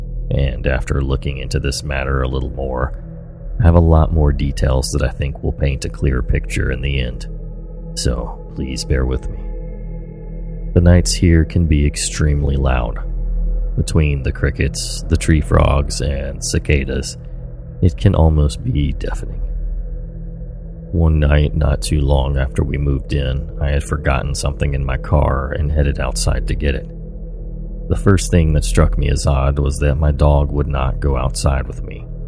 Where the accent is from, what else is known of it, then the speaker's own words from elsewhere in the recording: Oregon, United States; Me growing up in Oregon, I loved the rain.